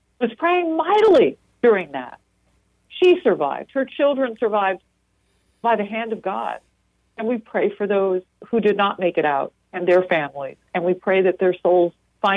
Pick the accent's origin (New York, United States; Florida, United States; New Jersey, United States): New Jersey, United States; In my home state of New Jersey